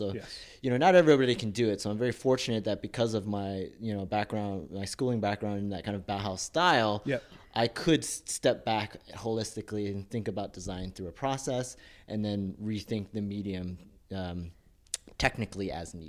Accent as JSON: {"language": "English", "region": "Texas", "country": "United States", "tie": "born or raised there", "said": "I grew up in Texas, yep."}